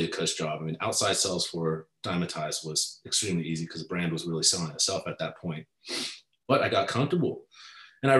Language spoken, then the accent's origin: English; Southern California, United States; I'm from Southern California